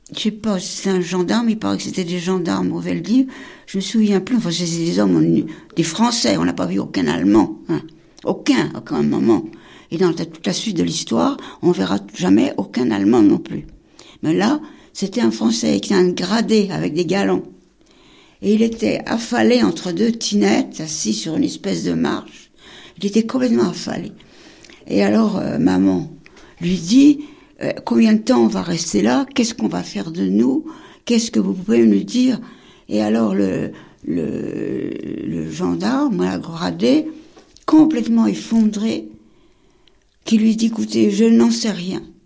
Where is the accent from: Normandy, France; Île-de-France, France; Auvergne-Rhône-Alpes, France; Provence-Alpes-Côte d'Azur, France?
Île-de-France, France; Paris; On traverse Paris, on connaît Paris, on est parisienne